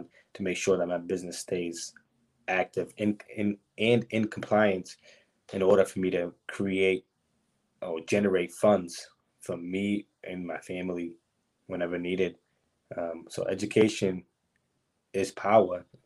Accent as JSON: {"language": "English", "town": "Brockton", "region": "Massachusetts", "country": "United States", "tie": "born or raised there", "also_born_or_lived": "New Bedford", "said": "I was born and raised in Broxton."}